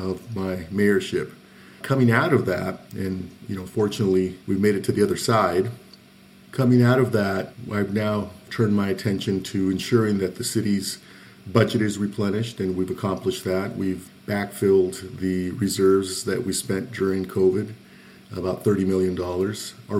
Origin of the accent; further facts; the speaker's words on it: Pasadena, California, United States; also born or lived in Zacatecas, Mexico; I was originally born in Zacatecas, Mexico, small village. My parents brought me to Pasadena when I was five. So I grew up in Pasadena from age five.